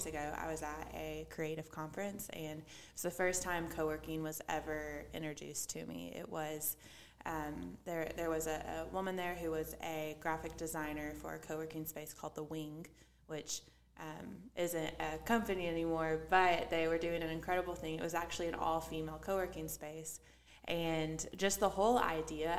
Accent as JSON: {"language": "English", "town": "Fort Smith", "region": "Arkansas", "country": "United States", "tie": "born or raised there", "moved": "as an adult", "lives_now": "Little Rock, United States", "said": "My childhood, I'm from Fort Smith, Arkansas."}